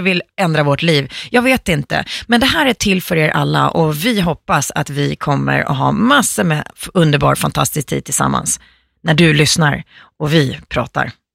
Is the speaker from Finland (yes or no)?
yes; Finland; now in Sweden; jag är finska